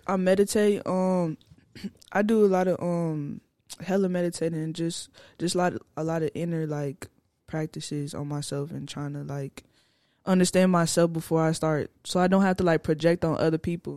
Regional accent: Fort Worth, Texas, United States; I'm from Fort Worth

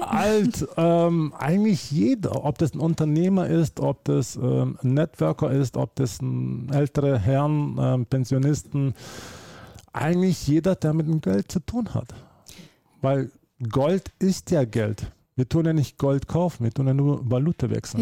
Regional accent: Germany; also born or lived in Slovenia; now in Switzerland; ich bin geboren in Deutschland, dann bin ich ausgezogen nach Slowenien, habe ich dort äh, von 2002 bis äh, letztes Jahr äh, dort gelebt. Und jetzt bin ich in der Schweiz

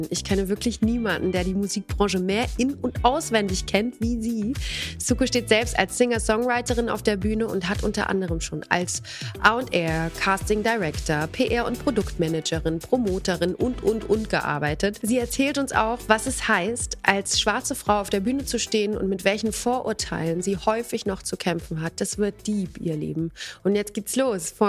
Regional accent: Bochum, North Rhine-Westphalia, Germany; moved away as an adult; now in Berlin, Germany; ich bin aufgewachsen in Bochum.

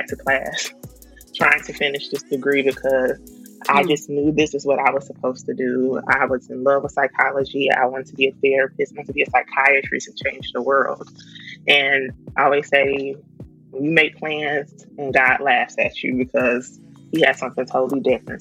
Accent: Chicago, Illinois, United States; I'm from Chicago, Southside.

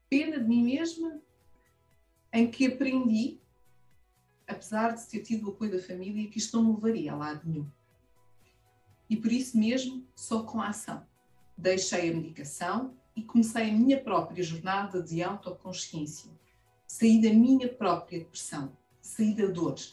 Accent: Angola; Sou mulher sem filtros. Tenho 45 anos. Sou angolana. Plena. Estou bem.

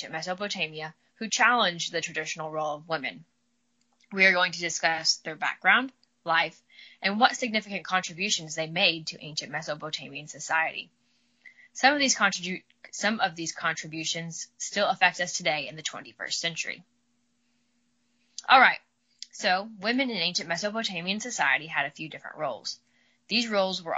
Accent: Midwest, United States; accent: drawl; I'm from the Midwest, so I got a little bit of a drawl

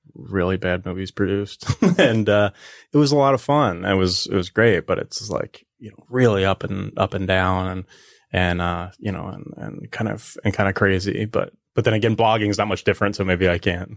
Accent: New Jersey, United States; moved away as an adult; also born or lived in Philadelphia / Hollywood; I was born in, uh, Philly. I was raised in South Jersey, and then I went to college in Philly.

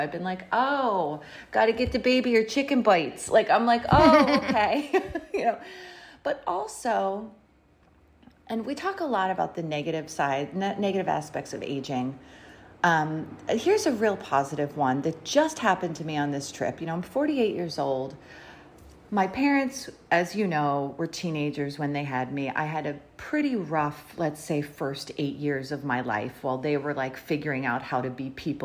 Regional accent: Philadelphia, Pennsylvania, United States; moved away; Now I'm from Philly, but now my parents retired to South Jersey.

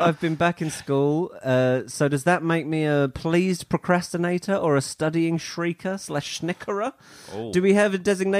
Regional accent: Canada; I'm Canadian.

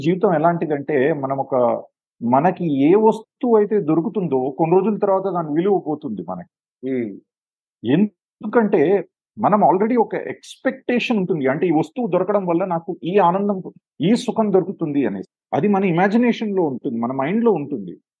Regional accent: Hyderabad, Telangana, India; moved away as an adult; now in Sri Lanka; నేను పుట్టి పెరిగింది హైదరాబాద్లోనే

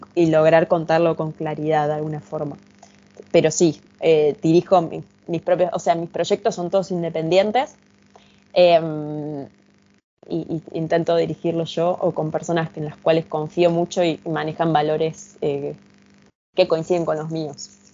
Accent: Argentina; yo soy de Argentina

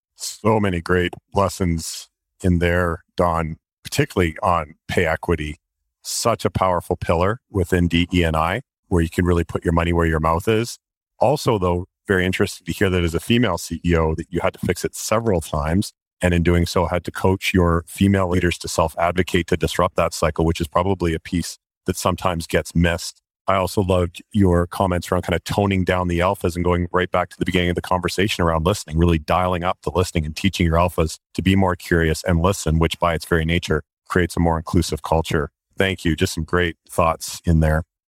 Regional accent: Canada

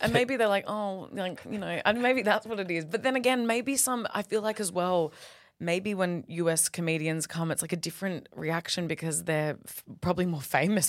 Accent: Perth, Western Australia, Australia; I'm from Perth. I love Perth

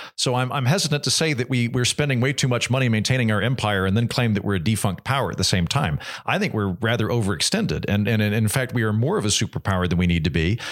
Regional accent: United States; as an American

